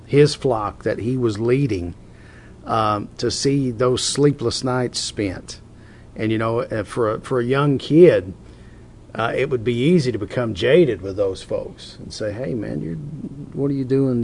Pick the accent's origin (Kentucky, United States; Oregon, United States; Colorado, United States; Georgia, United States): Kentucky, United States; Hazard; I'm from Hazard